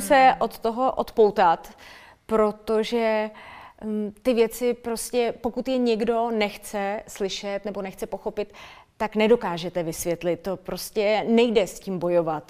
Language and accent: Czech; Litoměřice, Ústí nad Labem Region, Czechia; A já jsem holka z malého města, já jsem holka z Litoměřic